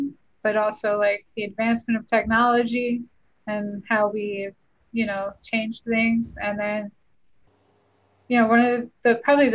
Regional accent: East Coast, United States; growing up on the East Coast

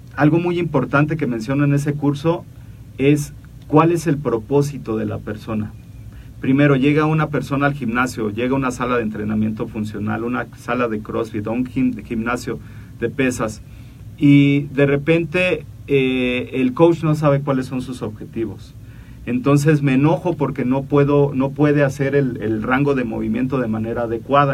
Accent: Mexico; somos mexicanos

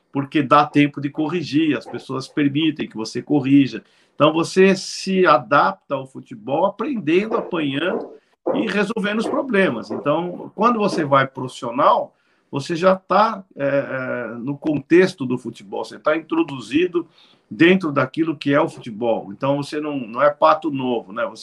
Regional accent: São Paulo, Brazil; born there; Bom, Beto, eu nasci em São Paulo, capital, né?

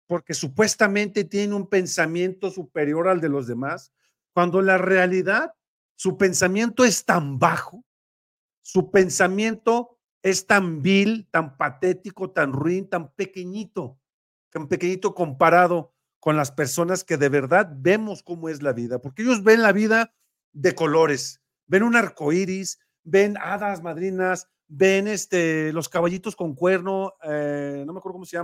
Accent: Mexico; Todos debemos de pagar como mexicanos honestos.

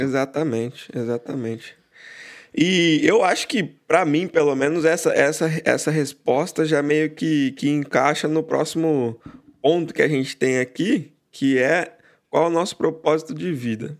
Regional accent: Barra Bonita, São Paulo, Brazil; now in Chicago, United States; originalmente de Barra Bonita, interior de São Paulo, mas hoje eu moro em Chicago, nos Estados Unidos

